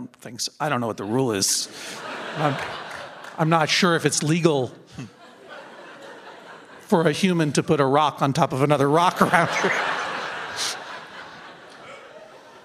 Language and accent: English; Massachusetts, United States; I'm from Massachusetts